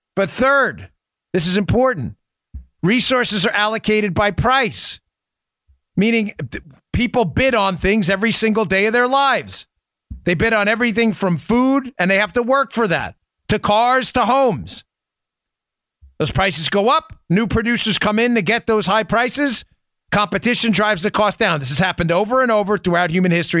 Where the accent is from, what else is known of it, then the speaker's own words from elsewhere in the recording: New York, United States; moved away; in New York, my, my home state where I, where I was born and raised